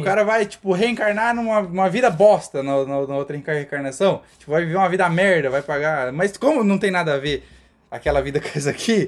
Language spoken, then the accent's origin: Portuguese; Cascavel, Paraná, Brazil; eu nasci, a gente nasceu em Cascavel, Paraná, Brasil.